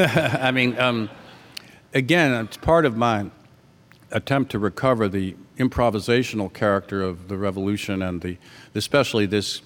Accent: Virginia, United States; Yeah, like that's where I'm from Virginia. I was born in Virginia.

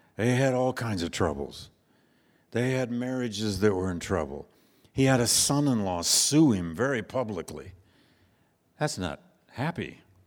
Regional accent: Flint, Michigan, United States; moved away; I grew up in Flint, Michigan, just up the road.

